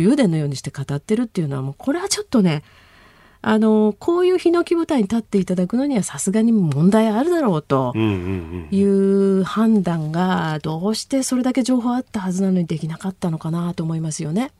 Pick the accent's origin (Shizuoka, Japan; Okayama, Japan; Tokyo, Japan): Shizuoka, Japan; Izu Peninsula; moved away; 私は子どもの頃ずっとあそこで育ちました